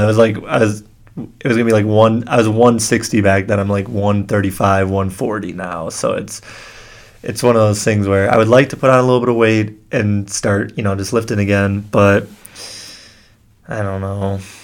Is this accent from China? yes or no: no; Kenosha, Wisconsin, United States; I grew up in Kenosha, Wisconsin